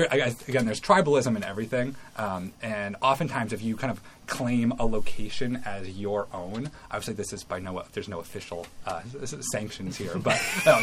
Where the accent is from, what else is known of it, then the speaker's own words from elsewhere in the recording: Connecticut, United States; moved away as an adult; now in Maine, United States; I grew up on the Connecticut coastline